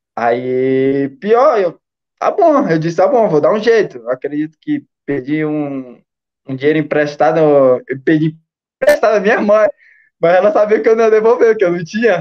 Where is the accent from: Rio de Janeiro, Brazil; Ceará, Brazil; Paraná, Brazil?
Ceará, Brazil; Fortaleza; also born or lived in Maracanaú; sou de Fortaleza, mas meus pais é lá de, de Tarema